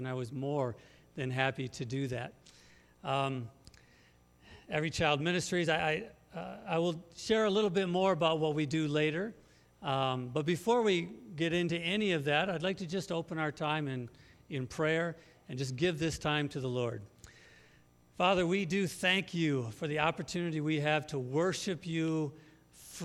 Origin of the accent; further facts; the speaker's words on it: Muskegon, Michigan, United States; moved away as an adult; also born or lived in Africa; now in Northwest Indiana, United States; We're originally from Western Michigan, from Muskegon